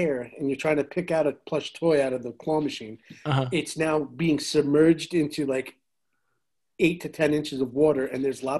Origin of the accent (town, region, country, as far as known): Smithtown, New York, United States; born or raised there; moved away